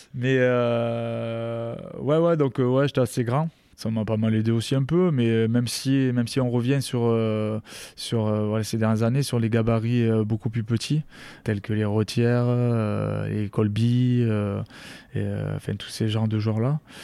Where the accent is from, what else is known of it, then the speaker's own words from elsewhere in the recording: Rivesaltes, Occitania, France; moved away as an adult; also born or lived in Colomiers / Grenoble / Castres; je suis originaire de, de Rivesaltes, euh, un petit, village à côté de Perpignan